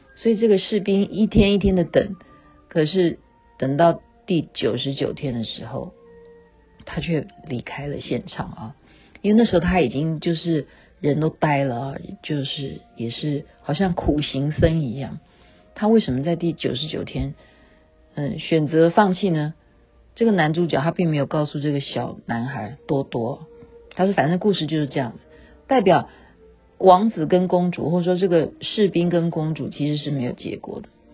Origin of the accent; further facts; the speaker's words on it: Taiwan; 因为我是眷村长大的